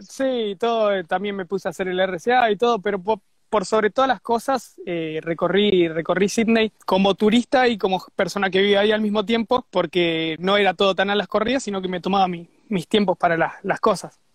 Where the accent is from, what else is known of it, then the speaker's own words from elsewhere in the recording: Zona Sur, Buenos Aires, Argentina; moved away as an adult; now in Australia; volví a Zona Sur, que es de donde, de donde soy